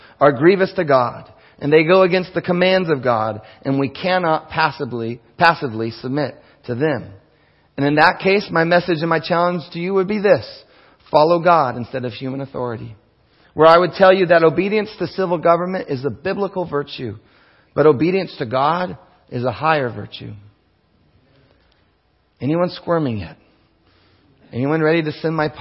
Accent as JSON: {"language": "English", "area": "King County", "region": "Washington", "country": "United States", "said": "Before I'm an American, before I'm a Washingtonian, before I'm that unincorporated King Countian, I am a Christian."}